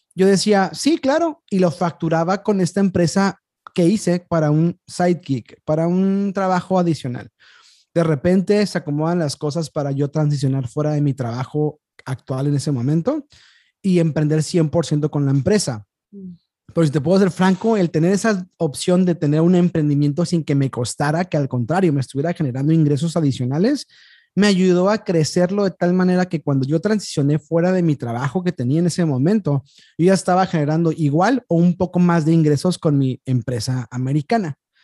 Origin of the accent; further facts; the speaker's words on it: Tijuana, Baja California, Mexico; yo nací y me crié aquí en Tijuana